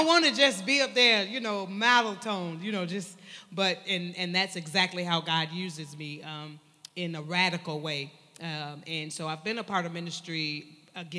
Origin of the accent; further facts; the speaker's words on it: Benton Harbor, Michigan, United States; now in Virginia, United States; I am originally born and raised in Michigan, Benton Harbor, Michigan. I now reside in Virginia